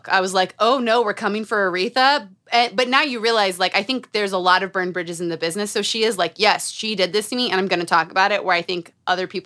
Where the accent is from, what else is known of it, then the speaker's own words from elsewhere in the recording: Utah, United States; Growing up in Utah, growing up around cults